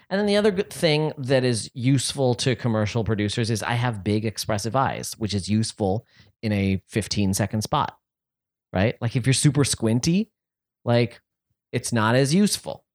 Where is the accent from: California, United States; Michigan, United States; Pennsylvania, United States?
California, United States; San Francisco; I was born in San Francisco and I don't have uh, a noticeable accent